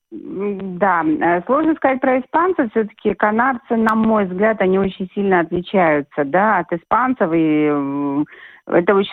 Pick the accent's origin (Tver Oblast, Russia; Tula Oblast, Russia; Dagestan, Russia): Dagestan, Russia; Derbent; born there; Я, я поправку сделала, родилась я вообще в Дагестане, в городе Дербень.